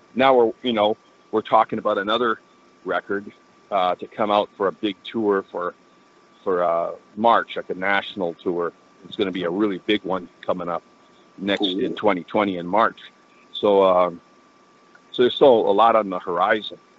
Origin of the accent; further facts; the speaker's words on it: Vancouver, British Columbia, Canada; growing up in Vancouver